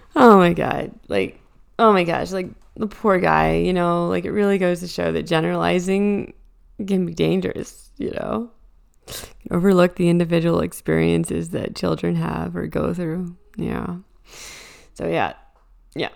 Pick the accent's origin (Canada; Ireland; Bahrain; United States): Canada; as a Canadian